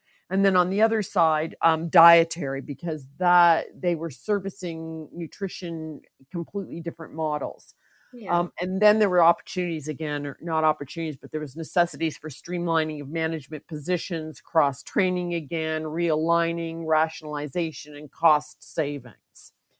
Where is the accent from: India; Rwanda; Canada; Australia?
Canada; also born or lived in Val-d'Or, Quebec; Originally, I'm Canadian, born in Val-d'Or, Quebec, and lived and moved throughout most of Canada as my dad was military.